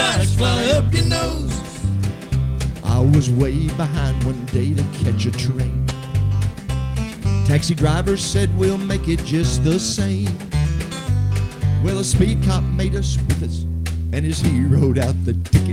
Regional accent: Englewood, United States; I grew up in Englewood

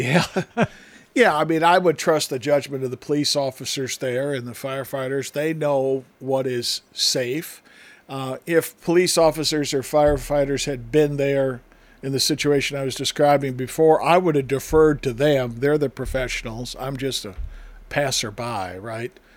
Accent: northern Wisconsin, United States; moved away; one time in my hometown, the snow and the drifts were so high that we could walk onto the roof of our school

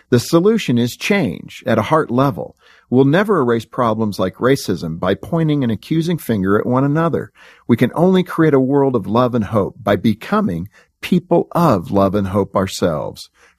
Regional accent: Compton, California, United States; I grew up in Compton, California. My friends were all from different races, cultures, and backgrounds. I saw racism up close from an early age.

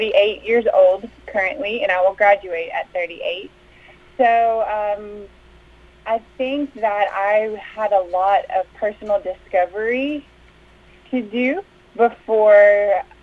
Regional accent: Tennessee, United States; also born or lived in California; We moved to Tennessee when I was 5 years old.

